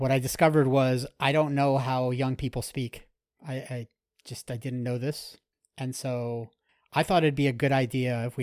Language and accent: English; South Florida, United States; I grew up down here in South Florida, and I've been a Hurricanes fan my whole life